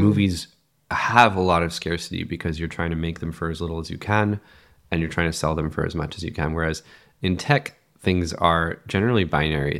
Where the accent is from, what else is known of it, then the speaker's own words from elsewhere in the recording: Los Angeles, California, United States; also born or lived in San Francisco; I grew up in Los Angeles